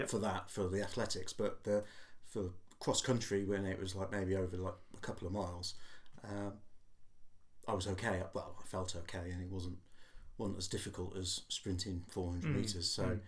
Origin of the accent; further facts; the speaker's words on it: North Wales, United Kingdom; moved away as an adult; now in Portsmouth, United Kingdom; Growing up in Wales